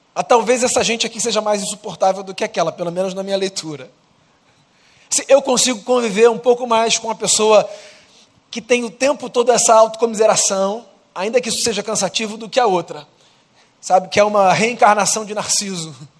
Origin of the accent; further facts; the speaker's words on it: Brazil; eu sou brasileiro